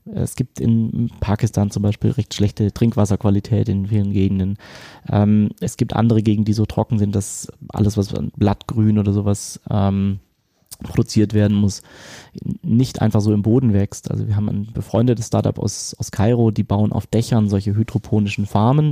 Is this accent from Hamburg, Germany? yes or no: no; near Stuttgart, Baden-Württemberg, Germany; accent: Swabian; ich bin bei Stuttgart aufgewachsen